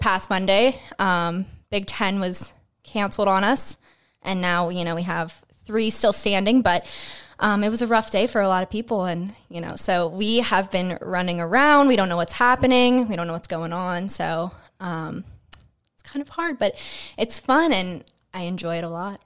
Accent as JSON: {"language": "English", "town": "Greensburg", "region": "Pennsylvania", "country": "United States", "tie": "born or raised there", "said": "I'm born and raised from Greensburg, so I was born up in West Moreland Hospital, um, and then I went to Hempfield, K through twelve"}